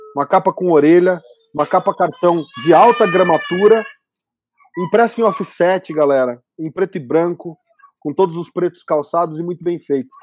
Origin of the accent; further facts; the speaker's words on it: Campinas, São Paulo, Brazil; E eu sou do interior de São Paulo, né? Campinas.